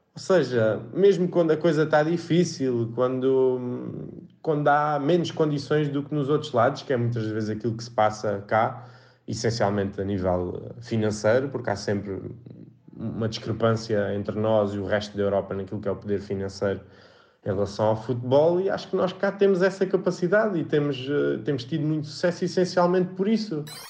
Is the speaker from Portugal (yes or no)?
yes; Portugal; nós, enquanto portugueses